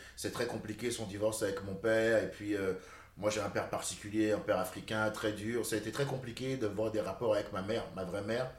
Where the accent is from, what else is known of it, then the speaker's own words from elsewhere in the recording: Cotonou, Littoral, Benin; moved away; also born or lived in France; Je suis né au Bénin. Et puis à 6 ans, mon père s'est séparé de ma mère. Il s'est remarié avec une Française blonde rochelaise pupeuse. Et euh, c'est elle qui m'a élevé